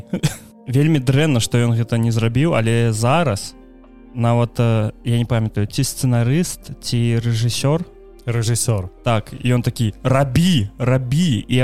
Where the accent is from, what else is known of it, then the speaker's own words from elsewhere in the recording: Ukraine; я украінец